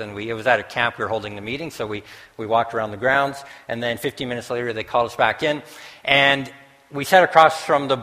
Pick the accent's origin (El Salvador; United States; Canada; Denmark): Canada; the Prairies; now in Winnipeg, Canada; Bev and I came in yesterday from Winnipeg, and I'm a prairie boy